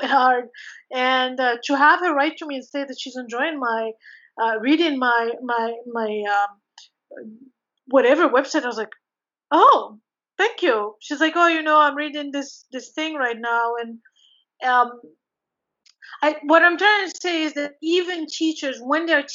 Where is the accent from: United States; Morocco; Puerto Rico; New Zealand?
Morocco; moved away; I come from Morocco